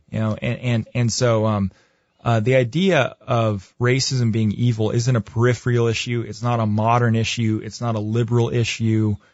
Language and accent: English; United States; as a white guy growing up in America